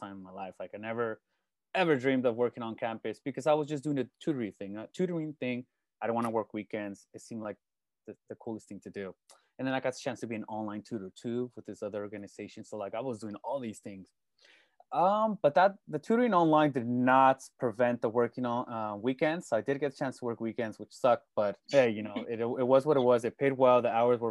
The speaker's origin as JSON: {"language": "English", "town": "Salinas", "region": "California", "country": "United States", "tie": "born or raised there", "said": "I'm born and raised in Salinas, California"}